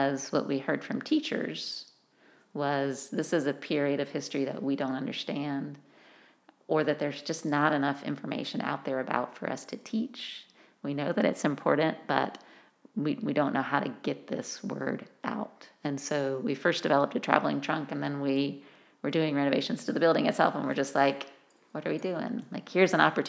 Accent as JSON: {"language": "English", "region": "South Carolina", "country": "United States", "also_born_or_lived": "Vermont", "accent": "Southern", "said": "as a Southerner, There was, you know, I had an accent. I was from South Carolina."}